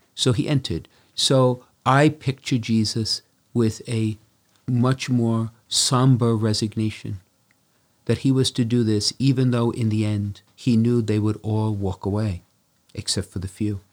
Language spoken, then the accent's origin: English; Brooklyn, New York, United States; growing up in Brooklyn, we could walk to the seven churches